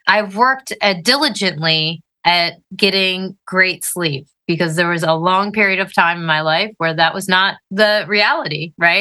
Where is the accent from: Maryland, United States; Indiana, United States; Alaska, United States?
Maryland, United States; Northern; I grew up Northern Maryland, way up near the Mason-Dixon line